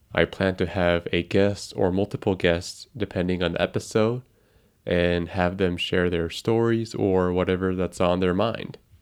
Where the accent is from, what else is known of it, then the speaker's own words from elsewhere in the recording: Tokyo, Japan; first language Japanese; English is a second language; I am a twenty-five-year-old guy living in Tokyo, Japan, which is my hometown. My mother ta, my, my mother tongue is Japanese.